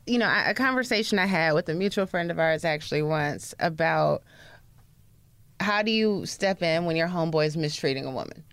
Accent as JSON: {"language": "English", "region": "the South", "country": "United States", "said": "we're from the South"}